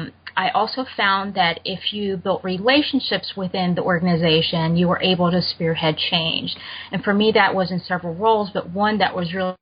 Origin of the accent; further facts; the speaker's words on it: Germany; moved away; I grew up in Germany